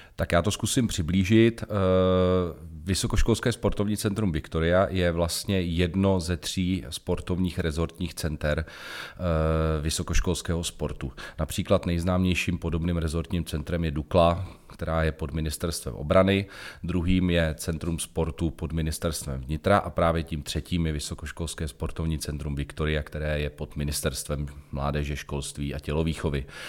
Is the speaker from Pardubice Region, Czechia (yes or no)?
no; Jablonec nad Nisou, Liberec Region, Czechia; Protože pocházím z Jablonce nad Nisou, pocházím z Jizerských hor